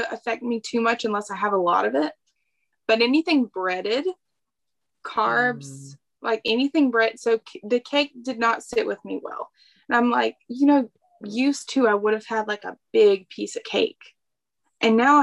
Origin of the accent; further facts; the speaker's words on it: the South, United States; I ate a lot of fried foods, a ton of fried foods, because I'm from the South.